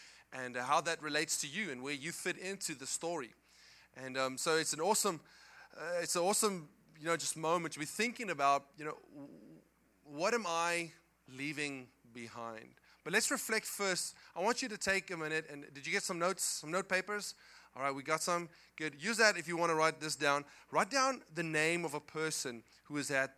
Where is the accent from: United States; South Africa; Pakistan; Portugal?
South Africa; English is a second language; moved away; I come from South Africa